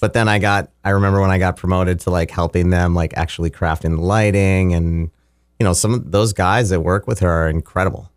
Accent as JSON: {"language": "English", "area": "Fargo Moorhead area, Saint Paul area", "region": "Minnesota", "country": "United States", "tie": "born or raised there", "also_born_or_lived": "Los Angeles", "moved": "as an adult", "lives_now": "Mankato, United States", "said": "when I was about twelve, my family moved to the, uh, Minneapolis, Saint Paul area. And so I lived in a suburb of Saint Paul until I was about eighteen"}